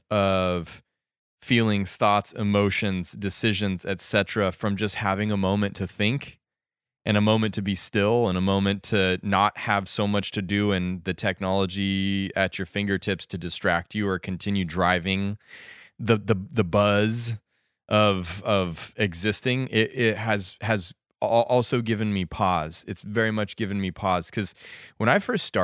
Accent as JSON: {"language": "English", "region": "Western Colorado", "country": "United States", "tie": "born or raised there", "said": "Growing up in Colorado, on Western Colorado"}